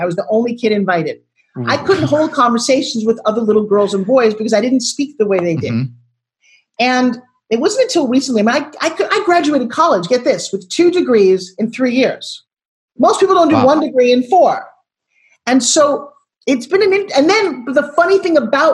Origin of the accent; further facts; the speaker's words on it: Long Island, New York, United States; grew up talking like this because I'm from New York